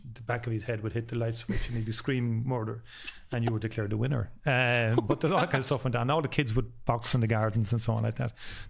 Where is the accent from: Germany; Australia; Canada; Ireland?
Ireland; Cork, Munster; we're from Cork as well. So if you're born in Cork, you are born with a sense of humour.